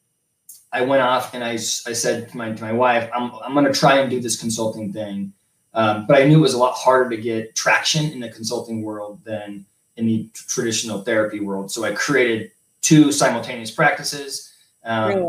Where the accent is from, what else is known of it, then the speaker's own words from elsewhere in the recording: Colorado, United States; also born or lived in Los Angeles, California; I grew up in Colorado, moved to California for school, undergrad and master's degree